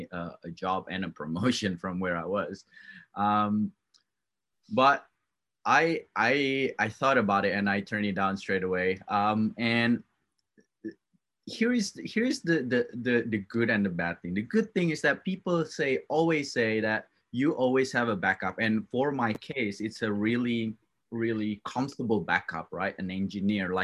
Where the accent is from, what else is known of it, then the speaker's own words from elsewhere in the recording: Java, Indonesia; moved away; I was born in Indonesia, and I raised up in that culture